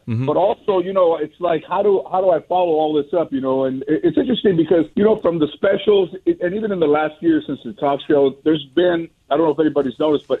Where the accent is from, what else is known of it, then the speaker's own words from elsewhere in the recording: Los Angeles, California, United States; growing up in Mission Hills or San Fernando, that kitchen wasn't very big.